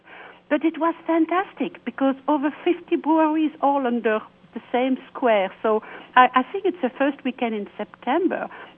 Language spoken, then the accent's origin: English; Wallonia, Belgium; English is a second language; also born or lived in Brussels; Yes, I'm from Belgium. I'm a Walloon. I'm from the south of Belgium, but I lived in Brussels many, many years.